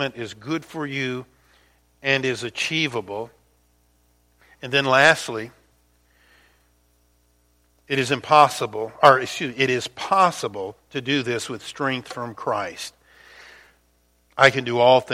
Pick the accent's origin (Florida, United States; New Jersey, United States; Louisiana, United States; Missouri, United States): Louisiana, United States; the Mississippi River, which I grew up near down in Louisiana